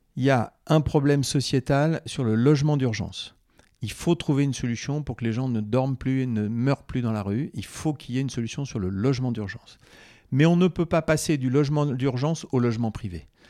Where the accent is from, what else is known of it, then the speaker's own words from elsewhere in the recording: Corrèze, Nouvelle-Aquitaine, France; je suis originaire de la Corrèze